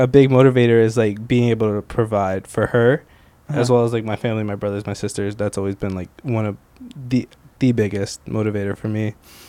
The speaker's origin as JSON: {"language": "English", "area": "Princeton / West Windsor-Plainsboro", "region": "New Jersey", "country": "United States", "tie": "born or raised there", "said": "We're both from Central Jersey, Princeton, you know, WWP, West Central Plains."}